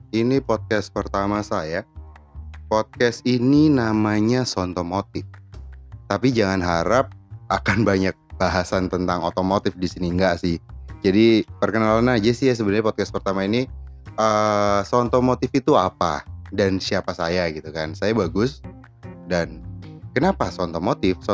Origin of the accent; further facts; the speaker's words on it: Semarang, Central Java, Indonesia; kita kita berasal dari Semarang kota Jawa Tengah itu ya